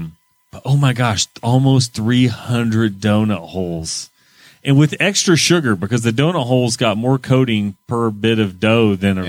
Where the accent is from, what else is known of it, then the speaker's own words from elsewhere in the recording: United States; I'm an American.